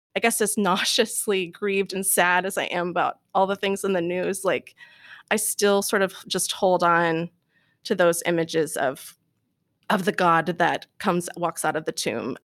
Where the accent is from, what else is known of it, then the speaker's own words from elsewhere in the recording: Louisville, Kentucky, United States; moved away; I was born and raised in Louisville